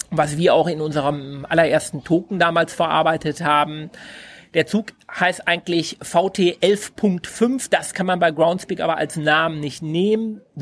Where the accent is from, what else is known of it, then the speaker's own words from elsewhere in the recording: West Germany, Germany; wir sind aus Westdeutschland, kennen natürlich den Trabi.